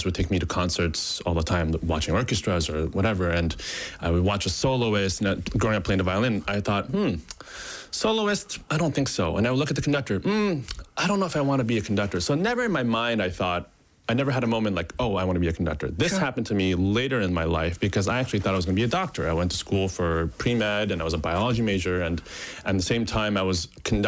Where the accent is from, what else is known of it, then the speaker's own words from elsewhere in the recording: Japan; I was born in Japan